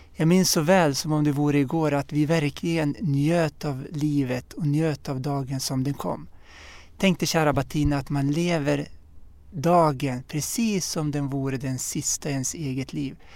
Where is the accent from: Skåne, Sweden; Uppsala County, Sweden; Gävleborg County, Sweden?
Uppsala County, Sweden; Uppsala; jag är född och uppvuxen här i, i Sverige och i Uppsala